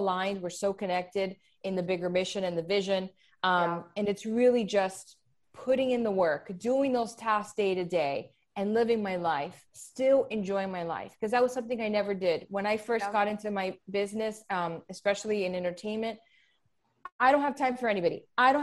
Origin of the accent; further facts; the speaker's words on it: Hialeah, Florida, United States; also born or lived in Miami Lakes; I was born and raised there. And although I grew up in Miami Lakes, it's still Hialeah